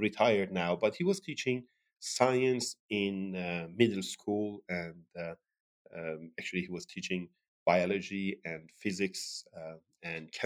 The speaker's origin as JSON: {"language": "English", "town": "Sirjan", "region": "Kerman Province", "country": "Iran", "tie": "born or raised there", "also_born_or_lived": "Tehran, Iran", "moved": "as an adult", "lives_now": "United States", "said": "I was born in Iran and as you mentioned, in south of Iran, a city called Sirjan. And I got my high school diploma there."}